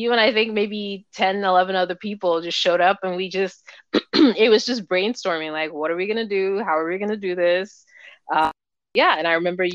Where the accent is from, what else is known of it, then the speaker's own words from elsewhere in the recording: Nigeria; moved away; I grew up in Nigeria